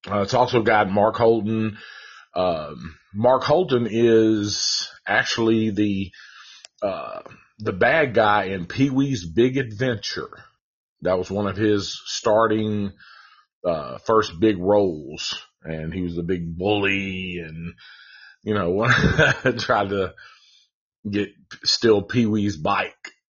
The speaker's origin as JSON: {"language": "English", "country": "Ireland", "said": "uh, not just because I'm Irish, but I love the movie."}